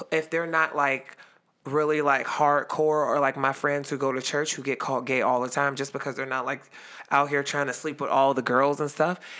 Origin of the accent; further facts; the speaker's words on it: Youngstown, Ohio, United States; I live in Ohio.